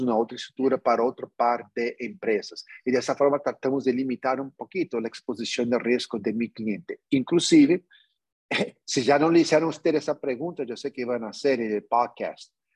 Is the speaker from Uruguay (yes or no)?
no; New York, United States; yo nací en Nueva York, pero como pueden percibir, yo, yo tengo sangre latino